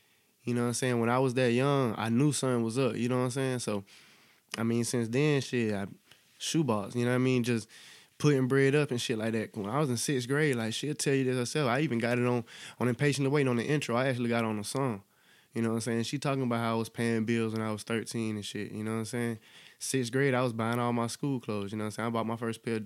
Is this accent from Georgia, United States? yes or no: yes; Augusta, Georgia, United States; I've been south side Augusta all my life